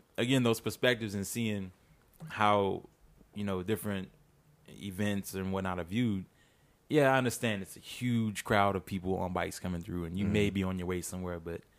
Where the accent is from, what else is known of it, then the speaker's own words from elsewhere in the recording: Louisiana, United States; now in Houston, United States; they're in my home state